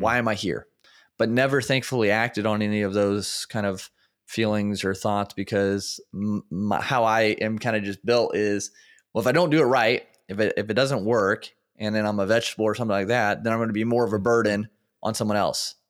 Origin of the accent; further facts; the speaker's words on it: Indiana, United States; born and raised in Indiana